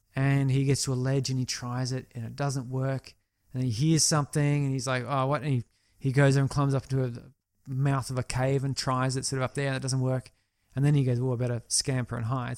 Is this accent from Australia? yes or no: yes; Australia